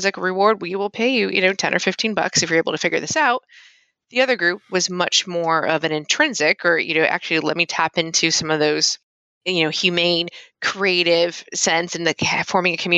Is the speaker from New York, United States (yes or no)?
yes; Rochester, New York, United States; I'm actually from Rochester, New York